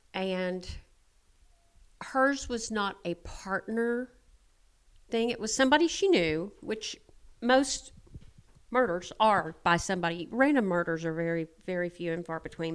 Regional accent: Alice, Texas, United States; I'm from Alice.

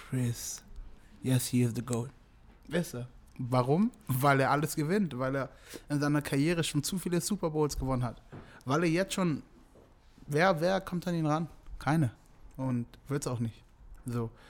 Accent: Germany; Ich komme ursprünglich aus Nigeria natürlich, aber ich bin hier aufgewachsen, deswegen ist Deutschland so.

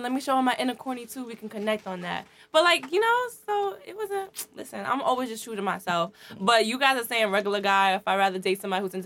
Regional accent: New York City, New York, United States; also born or lived in Queens; I'm originally from Brooklyn. I moved to Queens like my last year of junior high school. So everybody was fascinated that I was from Brooklyn

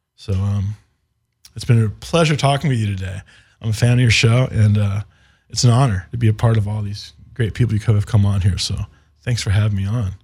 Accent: Indiana, United States; we're from Indiana and we're, we're Indy guys

